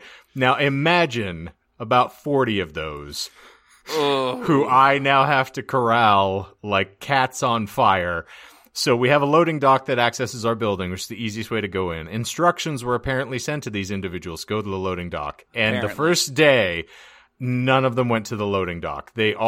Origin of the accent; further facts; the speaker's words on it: Lake Havasu City, Arizona, United States; Yeah, it's and like I grew up like in Havasu, there are routinely hills and driveways that are at least a 60-degree angle.